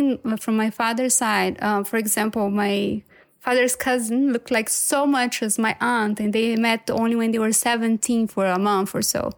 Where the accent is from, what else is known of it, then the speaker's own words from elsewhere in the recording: Brazil; moved away; also born or lived in Munich, Germany; fully being Brazilian, but having this, you know, German side